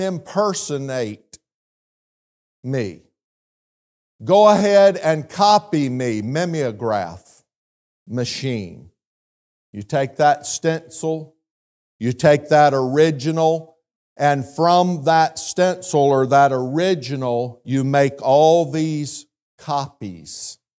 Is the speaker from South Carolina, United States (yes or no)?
yes; South Carolina, United States; moved away; being from South Carolina, you know how many times my accent has been mimicked over the last twenty-five years